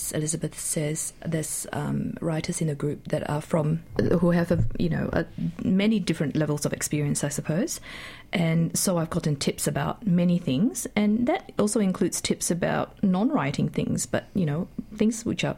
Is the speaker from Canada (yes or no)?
no; Malaysia; now in Australia; growing up in Malaysia and then migrating to Australia with my family